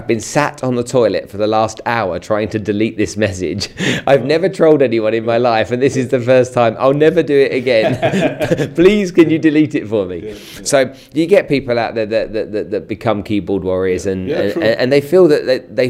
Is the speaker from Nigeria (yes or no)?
yes; Nigeria; moved away; I grew up in Africa and in Nigeria